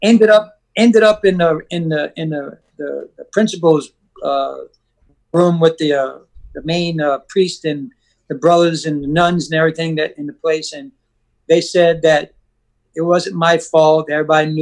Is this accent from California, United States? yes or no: no; Louisiana, United States; also born or lived in Buffalo, New York / Westwego, Louisiana; ended up in Louisiana in an orphanage home